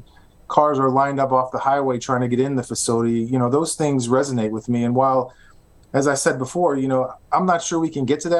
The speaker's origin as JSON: {"language": "English", "region": "Midwest", "country": "United States", "tie": "born or raised there", "moved": "as an adult", "said": "growing up in the Midwest"}